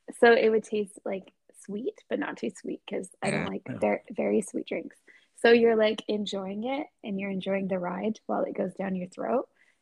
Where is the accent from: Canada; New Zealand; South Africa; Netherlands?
Canada; Vancouver, British Columbia; I'm not from Ontario. I'm from Vancouver.